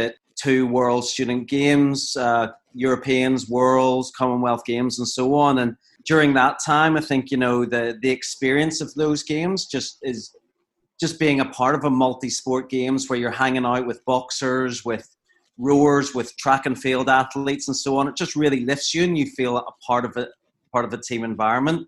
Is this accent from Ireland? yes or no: yes; Ireland; I'm Irish